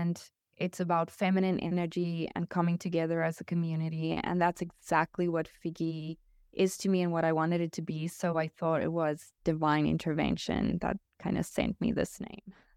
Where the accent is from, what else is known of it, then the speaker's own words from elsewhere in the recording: South Africa; now in Portugal; I'm natively South African, but we moved to Portugal.